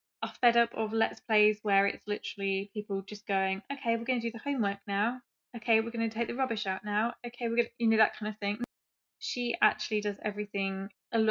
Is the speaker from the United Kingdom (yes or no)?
yes; England, United Kingdom; I'm English